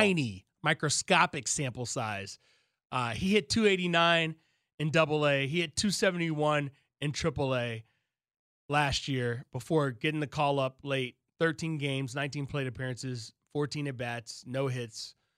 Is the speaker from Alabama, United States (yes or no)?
yes; Alabama, United States; now in Chicago, United States; I grew up in Alabama